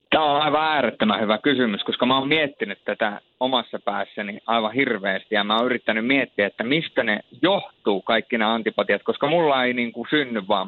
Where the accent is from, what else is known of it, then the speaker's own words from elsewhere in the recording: Rovaniemi, Lapland, Finland; also born or lived in Turku; mä oon varttunut Rovaniemellä